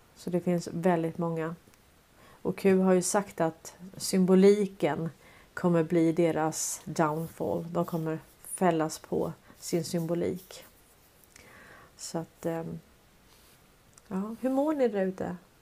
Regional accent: Sweden; som svenskar

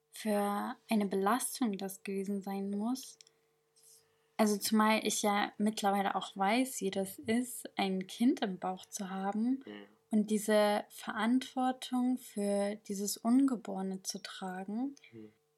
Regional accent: Sanaa, Yemen; now in Germany; ich bin im Jemen in Sanra geboren

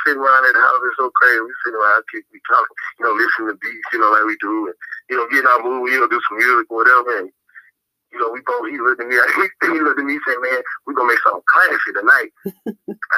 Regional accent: Marietta, Georgia, United States; I'm from Marietta, Georgia. You know, which is, you know, north side. You know, north of Atlanta.

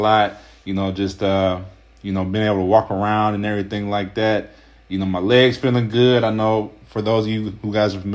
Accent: Ohio, United States; I'm from Ohio

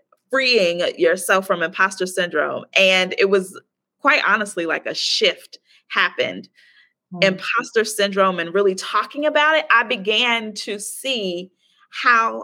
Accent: Chicago, Illinois, United States; moved away as an adult; also born or lived in Baltimore, United States; now in Playa del Carmen, Mexico; I'm from Chicago

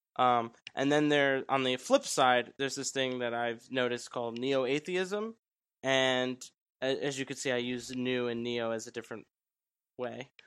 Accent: New York, United States; I'm from New York. I grew up in a, in a very Italian family

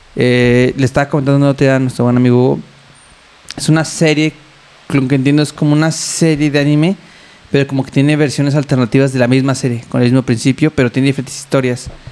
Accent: Mexico City, Mexico

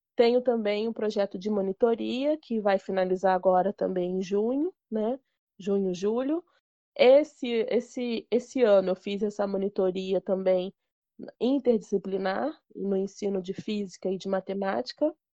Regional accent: Rio de Janeiro, Brazil; lá no Rio de Janeiro, que eu sou carioca

